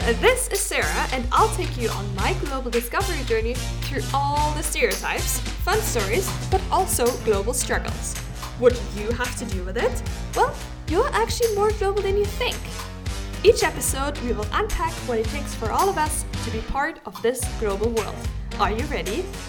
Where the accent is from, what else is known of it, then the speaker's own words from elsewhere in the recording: Germany; everybody knows that I grew up in Germany